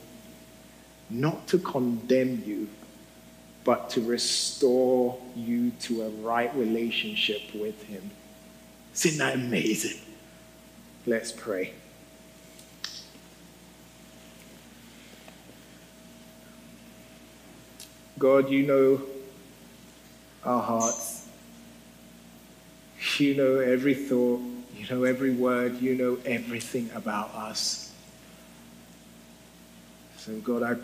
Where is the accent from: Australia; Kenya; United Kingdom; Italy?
United Kingdom; I'm a Brit